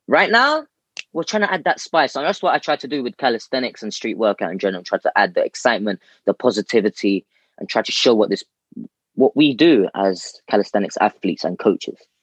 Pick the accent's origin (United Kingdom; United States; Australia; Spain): United Kingdom; London; I'm born in the UK, born and bred in London. Uh, central London as, as well.